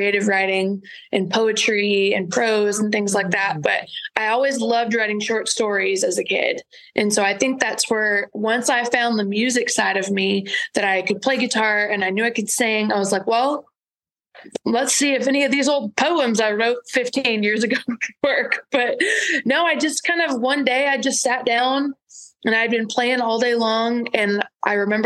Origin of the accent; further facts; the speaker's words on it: Shiner, Texas, United States; also born or lived in Gonzales, Texas; I was born just in Gonzales, about 20 miles down the road, and then moved to Shiner when I was in, I guess, third or fourth grade